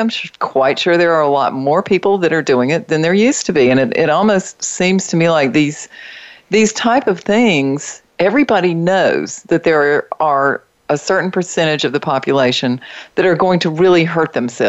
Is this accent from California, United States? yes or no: no; North Carolina, United States; I grew up in the state of North Carolina.